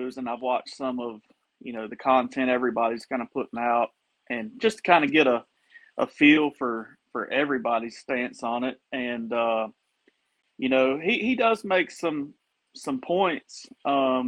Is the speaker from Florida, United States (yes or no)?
yes; Florida, United States; I'm from Florida.